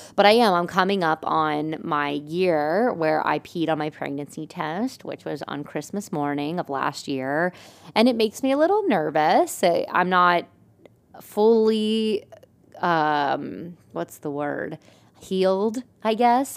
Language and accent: English; Lebanon, Pennsylvania, United States; now in Lancaster, United States; my hometown, like Lebanon's a little bit of a smaller area, and that's where like some of my family's from